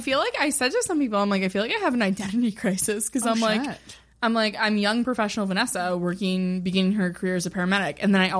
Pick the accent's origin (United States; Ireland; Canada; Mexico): Canada; Ottawa, Ontario; moved away as an adult